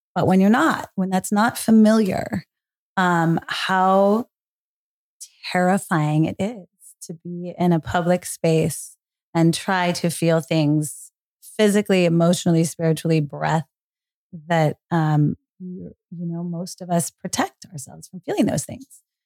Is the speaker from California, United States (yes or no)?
yes; Marin County, Northern California, United States; Growing up in Marin County, Northern California